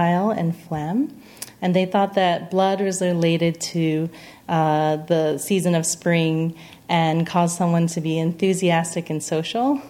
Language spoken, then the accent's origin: English; Singapore; moved away; also born or lived in Pennsylvania / Arizona; I was born in Pennsylvania, but I grew up in Singapore